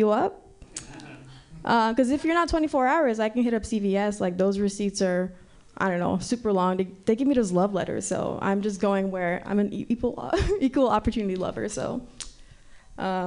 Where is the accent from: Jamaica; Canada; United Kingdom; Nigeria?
Nigeria; now in San Francisco, United States; growing up in Nigeria